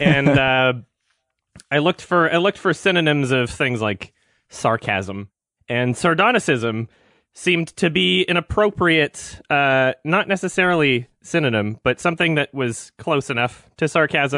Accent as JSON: {"language": "English", "country": "Canada", "said": "I'm, I'm from Canada"}